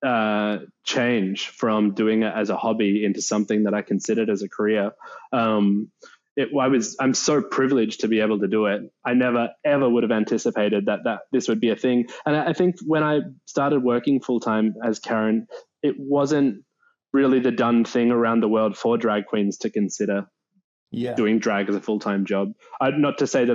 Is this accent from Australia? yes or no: yes; Melbourne, Victoria, Australia; I grew up in Melbourne. I grew up in the southeastern suburbs, around like the Hallam, Narre Warren area